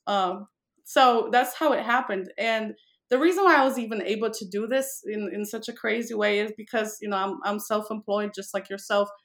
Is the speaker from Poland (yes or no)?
yes; Poland; also born or lived in Miami, Florida; now in Las Vegas, United States; I am originally from Poland, which is a, a frozen tundra